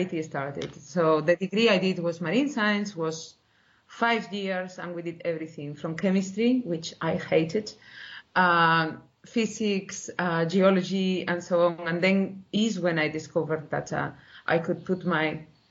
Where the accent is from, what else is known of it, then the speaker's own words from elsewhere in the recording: Spain; moved away as an adult; also born or lived in Portugal; now in Sydney, Australia; originally from Spain and I did my PhD in Portugal